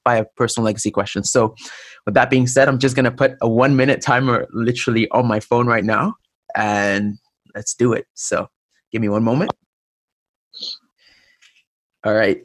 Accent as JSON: {"language": "English", "town": "Cairo", "region": "Cairo Governorate", "country": "Egypt", "tie": "born or raised there", "moved": "yes", "lives_now": "Toronto, Canada", "said": "I grew up in Cairo."}